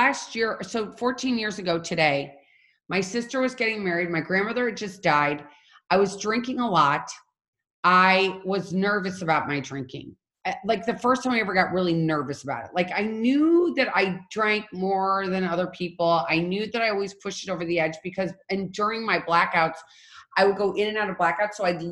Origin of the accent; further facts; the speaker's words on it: St. Louis, Missouri, United States; I'm from St. Louis